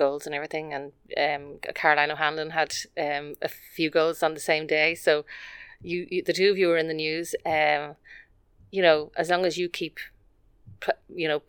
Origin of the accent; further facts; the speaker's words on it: Dublin, Leinster, Ireland; I'm from Dublin